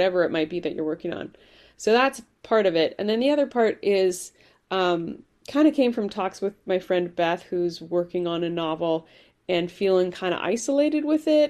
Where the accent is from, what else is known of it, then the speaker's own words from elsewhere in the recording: Vancouver, British Columbia, Canada; moved away as an adult; also born or lived in Ireland / Hawaii; now in Bay Area, United States; I was born in Ireland, immigrated to Canada when I was 5, grew up in Vancouver, BC